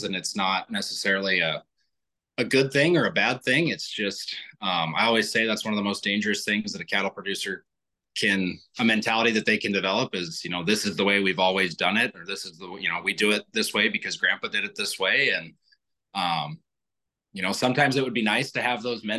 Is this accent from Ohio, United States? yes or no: no; Wyoming, United States; I'm from Wyoming